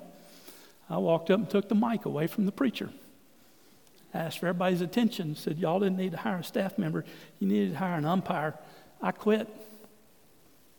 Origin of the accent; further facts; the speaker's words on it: Port Arthur, Texas, United States; moved away as an adult; also born or lived in Greenville, Texas; now in Fort Worth, United States; I'm from Port Arthur